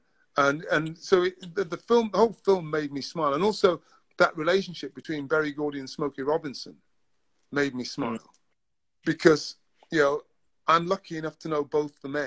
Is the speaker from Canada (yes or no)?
no; Newcastle, North East England, United Kingdom; moved away as an adult; now in London, United Kingdom; I was born in Newcastle. I lived most of my life in the north of England